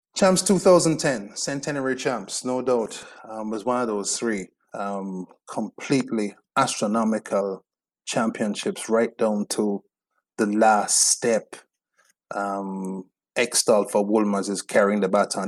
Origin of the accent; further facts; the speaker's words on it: Spanish Town, Saint Catherine, Jamaica; I'm from Spanish Town